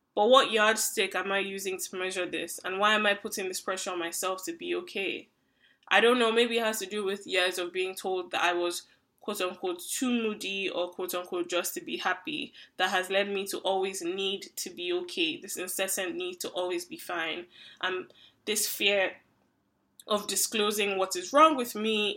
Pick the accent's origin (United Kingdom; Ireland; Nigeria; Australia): Nigeria; now in Canada; I'm a Nigerian who currently lives in Canada, an immigrant